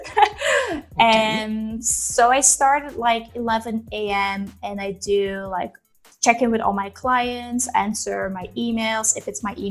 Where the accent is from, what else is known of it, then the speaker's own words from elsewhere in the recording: Belgium; moved away as an adult; I'm originally from Belgium, but I've lived in, let's say, 30 different countries in those years